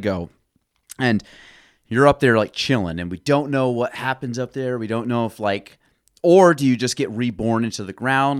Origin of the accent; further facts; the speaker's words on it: New York, United States; I'm from New York